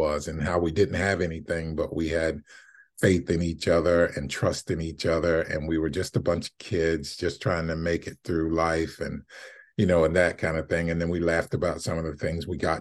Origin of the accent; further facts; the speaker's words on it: South Carolina, United States; moved away; I'm from South Carolina